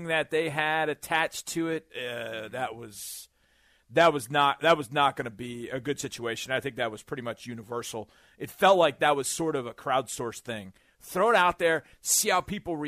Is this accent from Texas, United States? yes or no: yes; Houston, Texas, United States; I was from Houston